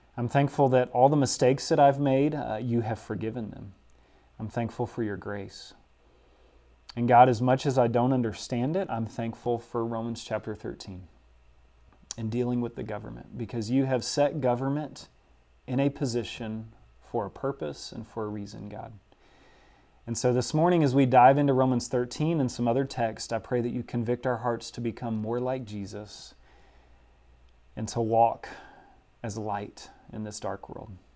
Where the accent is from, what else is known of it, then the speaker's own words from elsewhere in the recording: Southwest Louisiana, United States; moved away; my hometown in Southwest Louisiana